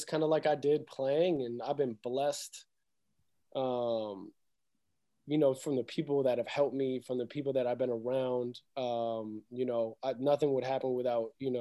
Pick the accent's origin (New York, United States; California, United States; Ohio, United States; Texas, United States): New York, United States; Rochester; I'm from Rochester, New York.